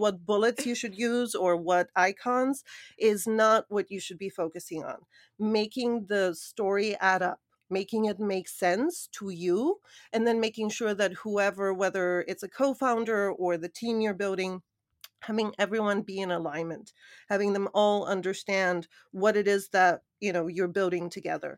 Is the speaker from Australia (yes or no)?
no; Hamilton, Ontario, Canada; moved away as an adult; also born or lived in Sofia, Bulgaria / New York; I grew up in Canada, moved to New York at, I believe it was around twenty-one